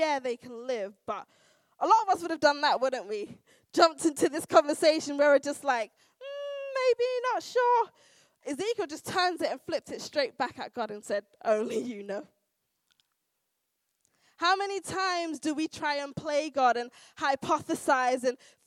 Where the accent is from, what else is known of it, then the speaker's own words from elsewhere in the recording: United Kingdom; also born or lived in United States; we're British and we've got a stiff upper lip and you know how we are culturally